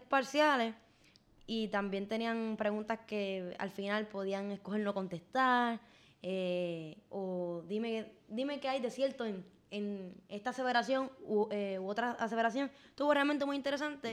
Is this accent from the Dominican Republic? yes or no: no; Puerto Rico; Yo, como puertorriqueña